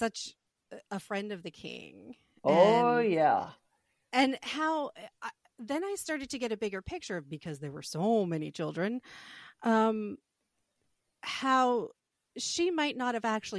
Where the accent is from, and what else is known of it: United States